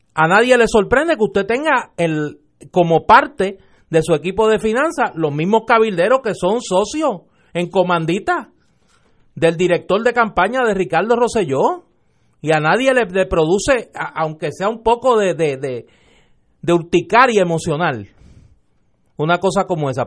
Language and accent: Spanish; Puerto Rico; puertorriqueños que venimos de pasados políticos distintos